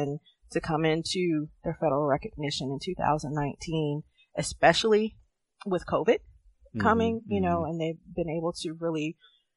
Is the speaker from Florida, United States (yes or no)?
no; Roanoke, Virginia, United States; also born or lived in California; I was born and raised in Roanoke, Virginia